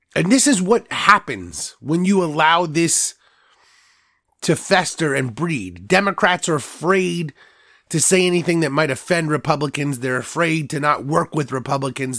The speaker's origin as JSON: {"language": "English", "country": "United States"}